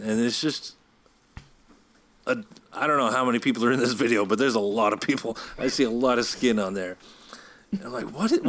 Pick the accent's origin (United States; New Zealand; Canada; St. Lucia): Canada; Brampton, Ontario; I grew up in Brampton